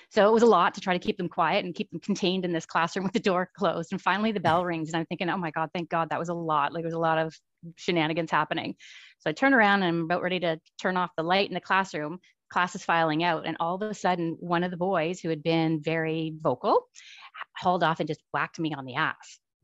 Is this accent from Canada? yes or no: yes; about an hour outside of Ottawa, Ontario, Canada; moved away as an adult; also born or lived in Kitimat, British Columbia; now in Surrey, Canada; I grew up in Ontario, about an hour outside of Ottawa